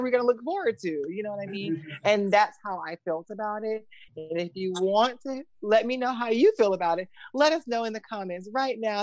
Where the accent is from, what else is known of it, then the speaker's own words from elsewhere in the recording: the South, United States; I'm from the South